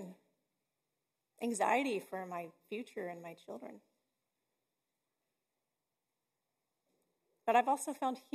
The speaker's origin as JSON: {"language": "English", "region": "Texas", "country": "United States", "said": "I'm from Texas"}